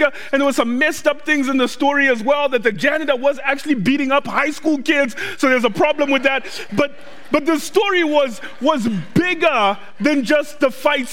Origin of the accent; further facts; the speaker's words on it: Zimbabwe; English is a second language; now in Doylestown, United States; When I was growing up in Zimbabwe, when I was about five years old